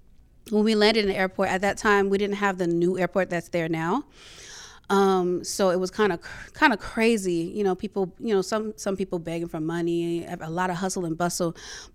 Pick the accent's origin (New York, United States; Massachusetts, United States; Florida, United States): New York, United States; Brooklyn; born there; also born or lived in Charlotte, North Carolina; So I was born in Brooklyn, New York, and to immigrant parents. So my parents came from Liberia, West Africa. So I'm first generation American.